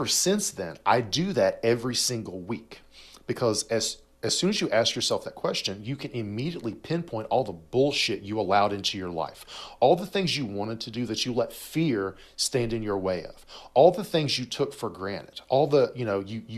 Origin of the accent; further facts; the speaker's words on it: United States; being an American